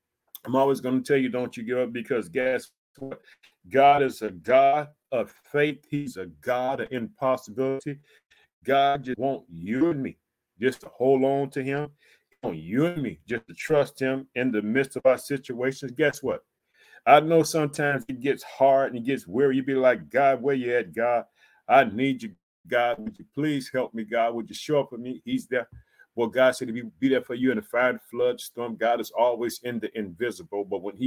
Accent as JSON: {"language": "English", "region": "Illinois", "country": "United States"}